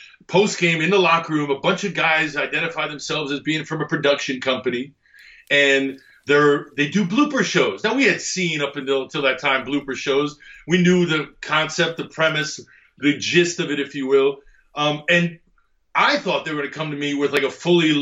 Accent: Egypt; moved away; also born or lived in Greece; where I'm from in Egypt

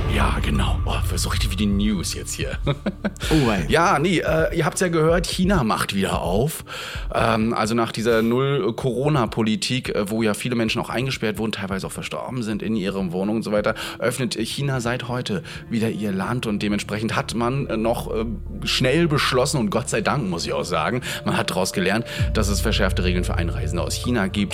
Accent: Rostock, Mecklenburg-Vorpommern, Germany; aus meiner Heimat, und zwar aus der Uni Rostock

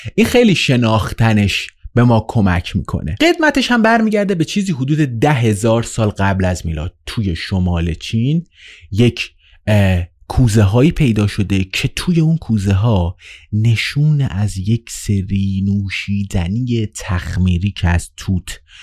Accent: Iran; توی ایران به دنیا اومدم

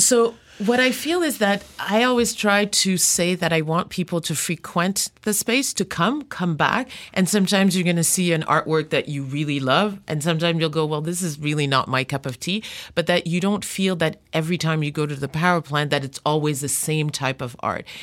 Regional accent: Montreal, Quebec, Canada; also born or lived in Democratic Republic of the Congo; raised in Montreal

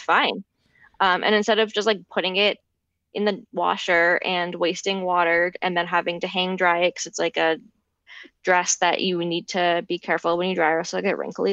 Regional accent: Larchmont, New York, United States; the store in my hometown

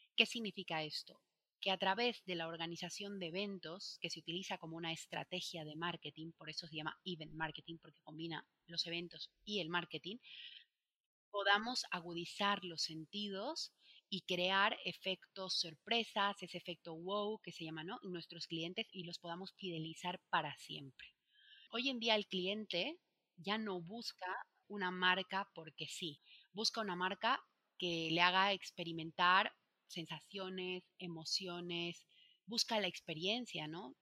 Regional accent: Bolivia; moved away as an adult; now in Spain; cuando me vine a vivir a España al principio, para ganarme dinero, porque era estudiante, como en mi país no hay Sara, no hay Inditex

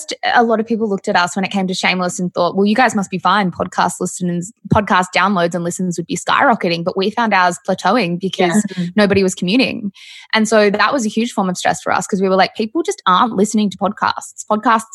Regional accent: Melbourne, Victoria, Australia; we are from Melbourne

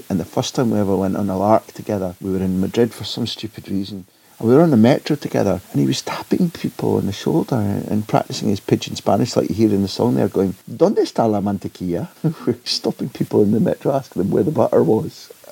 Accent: Clydebank, Scotland, United Kingdom; Now, what it is about growing up in Clydebank that makes you hate River Plate, I've never quite been able to understand.

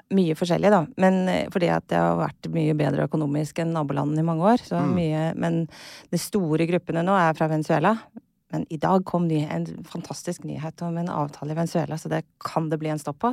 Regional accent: Kristiansand, Agder, Norway; accent: sørlandsk; also born or lived in Chile / Costa Rica; Jeg er fra Kristiansand

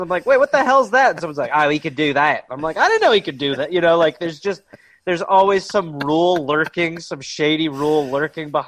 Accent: United States; I'm an American citizen

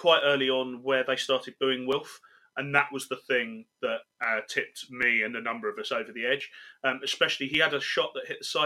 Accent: England, United Kingdom; accent: English; my English accent in Cardiff

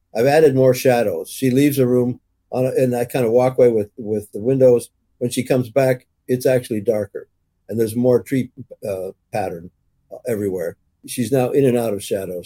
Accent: Canada; also born or lived in Toronto; as an English Canadian

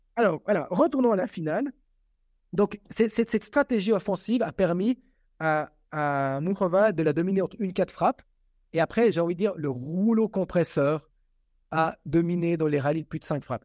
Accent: Switzerland; Je suis suisse et je suis suisse italien

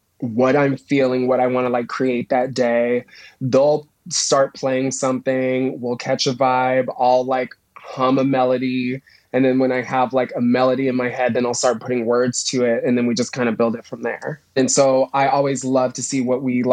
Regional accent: Plainfield, Illinois, United States; also born or lived in Indiana; Plainfield, Illinois. Yeah, it's like an hour and 10 minutes outside of Chicago

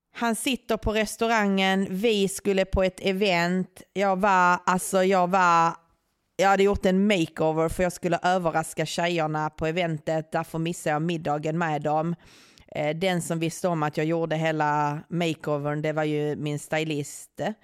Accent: Skåne, Sweden; jag är från Skåne

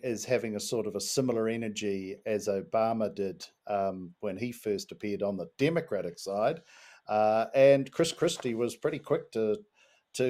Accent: New Zealand; as a New Zealander listening

